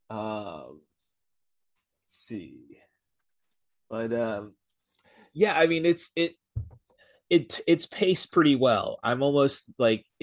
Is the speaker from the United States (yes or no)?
yes; Peoria, Illinois, United States; in Peoria with my friends when I was growing up